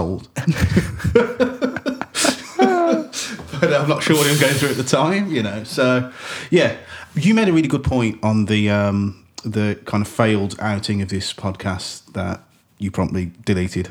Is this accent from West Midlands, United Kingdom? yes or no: yes; West Midlands, United Kingdom; we're from the West Midlands